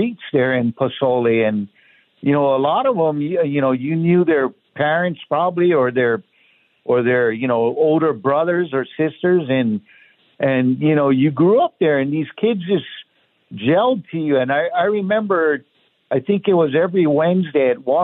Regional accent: Kailua, Hawaii, United States; moved away as an adult; now in Buckeye, United States; I was born and raised in Honolulu, Hawaii, in a town called Kailua over the mountain on the countryside.

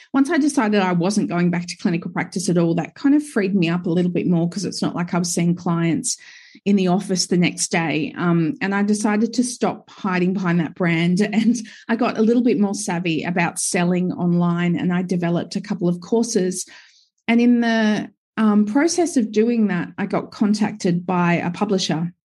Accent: Gold Coast, Queensland, Australia; now in Sunshine Coast, Australia; I grew up, I was born and raised on the Gold Coast.

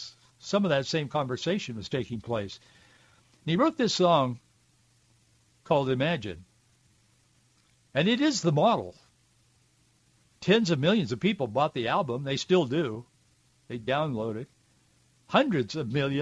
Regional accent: Yakima, Washington, United States; I grew up, you know, as you know, if you listen, on an orchard in Central Oregon, I mean, Central Washington. What do I know? Born and raised in Yakima

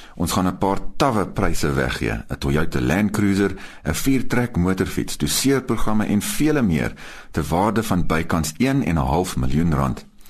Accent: Eastern Cape, South Africa; moved away; ek kom oorspronklik van die Oos-Kaap af

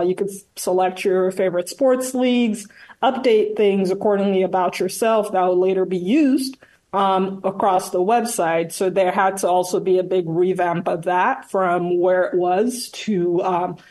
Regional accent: Nigeria; now in Manhattan, United States; born and raised in Nigeria

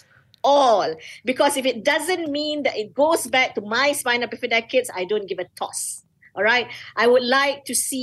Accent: Malaysia; I am a Malaysian.

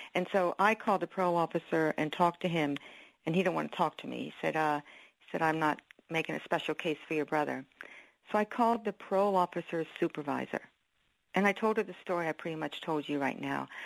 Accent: Philadelphia, Pennsylvania, United States; I was born in Philadelphia. We were raised around Philadelphia

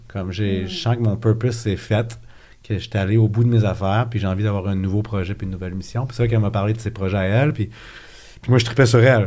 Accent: Quebec, Canada; also born or lived in Acton Vale; j'ai grandi à Québec, j'ai fait mon cégep là-bas

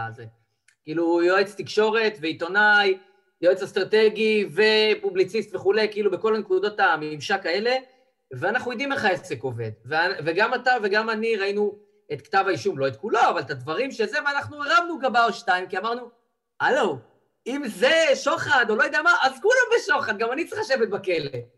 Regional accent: Israel; אנחנו כישראלים

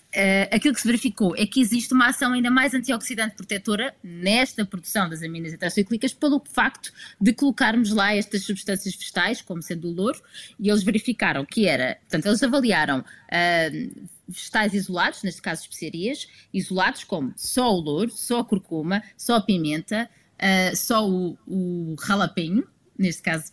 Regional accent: Lisbon, Portugal; eu sou alfacinha

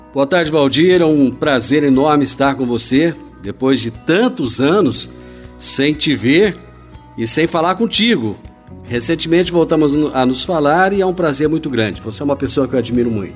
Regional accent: Rio Verde, Goiás, Brazil; Eu nasci em Rio Verde no ano de 1966

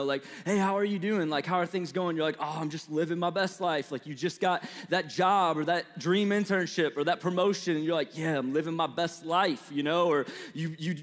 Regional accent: St. Louis, Missouri, United States; accent: Midwestern; moved away; So I was born and raised in St. Louis, Missouri

